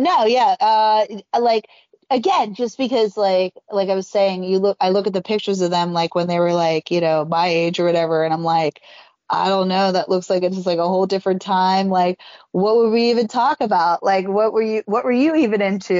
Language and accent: English; Western Pennsylvania, United States; I grew up in like Western Pennsylvania by the like West Virginia and Ohio border